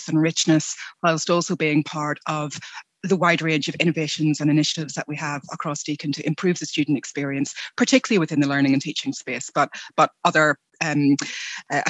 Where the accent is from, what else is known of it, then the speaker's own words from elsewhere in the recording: United Kingdom; moved away as an adult; now in Australia; I am originally from the UK. You may be able to hear from my accent